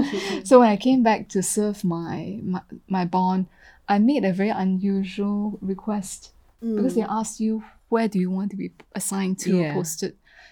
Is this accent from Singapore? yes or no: yes; Singapore; also born or lived in United States; I had a stronger foundation than most Singaporeans.